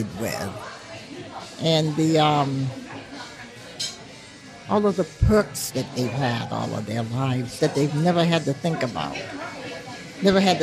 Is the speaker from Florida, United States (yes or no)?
no; Portsmouth, New Hampshire, United States; being born and raised in Portsmouth